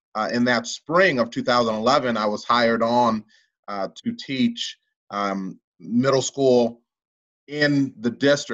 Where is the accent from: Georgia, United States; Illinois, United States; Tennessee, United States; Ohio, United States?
Illinois, United States; DeKalb; I was born and raised in DeKalb, had gone pre-K through 12 in DeKalb.